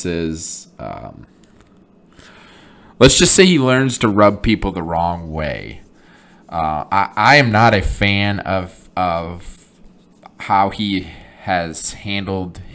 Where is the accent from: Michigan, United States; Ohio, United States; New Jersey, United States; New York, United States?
Michigan, United States; Flint; born and raised in Flint, Michigan